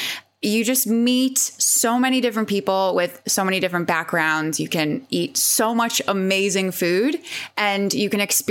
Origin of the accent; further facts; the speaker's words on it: Long Island, New York, United States; now in London, United Kingdom; So I'm originally from New York. I'm from Long Island